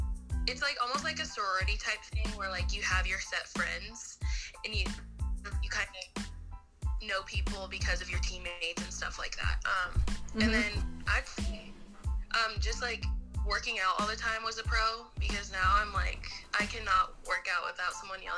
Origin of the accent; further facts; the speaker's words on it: Lakewood, Colorado, United States; I'm from Lakewood, Colorado.